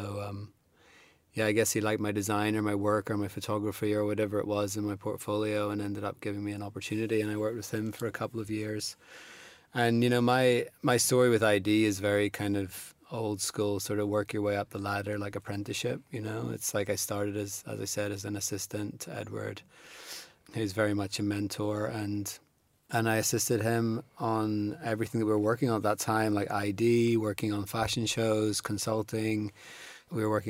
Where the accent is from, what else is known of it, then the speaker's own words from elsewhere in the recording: Belfast, Northern Ireland, United Kingdom; moved away as an adult; also born or lived in Nottingham / London; I was born in Belfast and grew up there in the 80s and 90s and moved to Nottingham to go to art school in 97